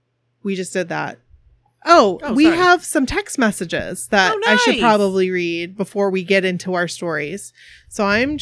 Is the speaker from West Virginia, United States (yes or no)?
yes; West Virginia, United States; I am from West Virginia.